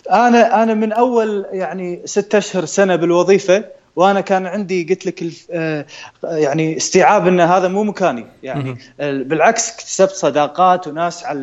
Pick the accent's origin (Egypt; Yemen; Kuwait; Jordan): Kuwait; also born or lived in Los Angeles, United States